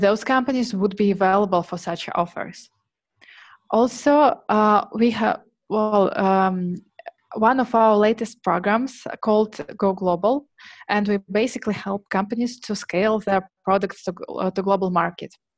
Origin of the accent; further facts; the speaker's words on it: Tomsk, Tomsk Oblast, Russia; English is a second language; moved away as an adult; now in Moscow, Russia; I was born in Siberia, and I moved to Moscow four years ago.